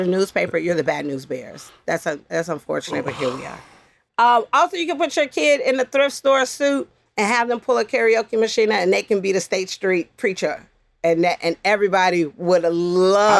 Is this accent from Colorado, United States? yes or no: no; Chicago, Illinois, United States; growing up in Chicago on the West Side